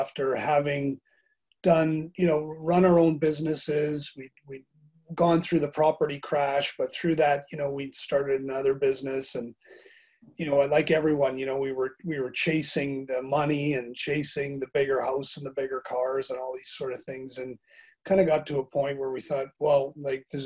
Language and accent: English; Calgary, Alberta, Canada; moved away as an adult; now in Bangor, United Kingdom; I'm originally from Calgary, Alberta, Canada, which is in the west part of the country